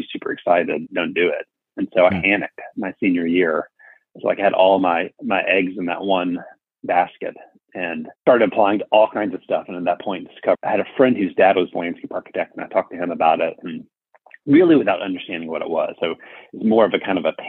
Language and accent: English; Birmingham, Alabama, United States; now in Arlington, United States; I grew up in Birmingham, Alabama